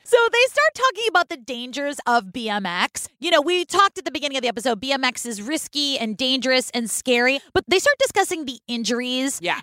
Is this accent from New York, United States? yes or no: no; Oakland, California, United States; Now, I grew up in Oakland and I hung out in Berkeley a lot.